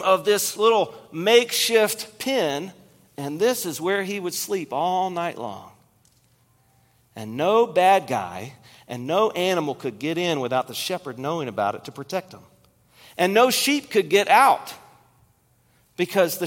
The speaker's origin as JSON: {"language": "English", "region": "Kentucky", "country": "United States", "tie": "born or raised there", "said": "I grew up in Kentucky"}